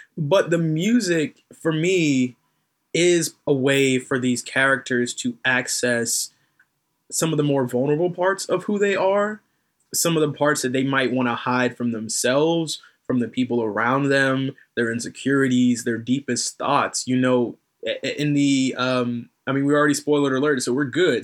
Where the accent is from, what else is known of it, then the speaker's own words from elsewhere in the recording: North Carolina, United States; accent: slight southern drawl; I'm from North Carolina